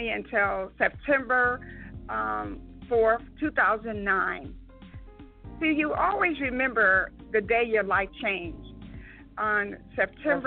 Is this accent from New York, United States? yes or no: yes; New York, United States; I was raised in New York